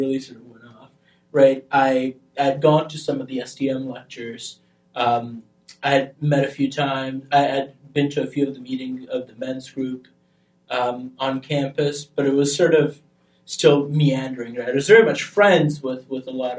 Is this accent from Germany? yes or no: no; Albania; moved away; I grew up in Albania